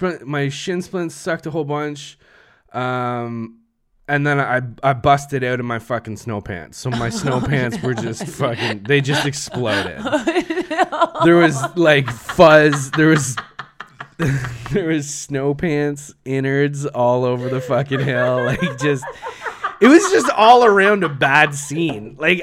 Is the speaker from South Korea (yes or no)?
no; Canada; We're so Canadian. Throw on our toque there